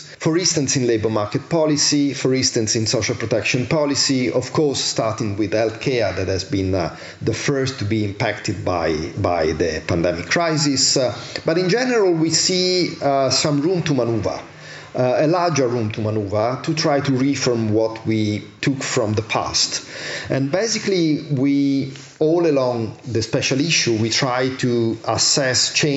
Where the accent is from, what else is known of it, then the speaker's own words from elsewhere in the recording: Italy; I'm from Italy, I'm from Southern Europe